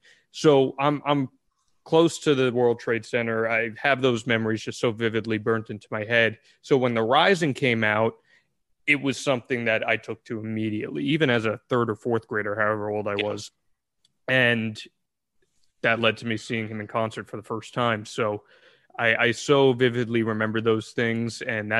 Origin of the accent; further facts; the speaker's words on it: New Jersey, United States; I grew up in Central Jersey. I grew up about 15 minutes from Freehold as is. So, you know, … kind of embedded in the culture there as is.